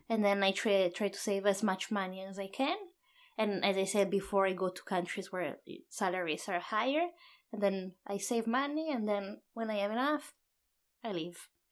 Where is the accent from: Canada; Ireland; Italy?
Italy; Padua, Veneto; English is a second language; moved away as an adult; also born or lived in Sydney, Australia / Oslo, Norway / Auckland, New Zealand; it's my hometown